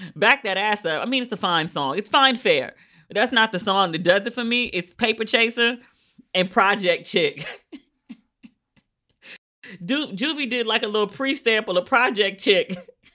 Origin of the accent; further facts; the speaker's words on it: United States; I'm American, our pool smell like, you know, chlorine and bleach.